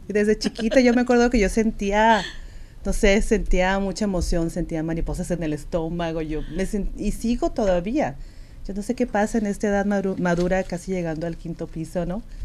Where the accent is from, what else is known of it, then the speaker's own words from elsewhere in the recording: Sinaloa, Mexico; accent: norteño; moved away as an adult; yo soy de Sinaloa y tengo este acento norteño y siempre lo voy a tener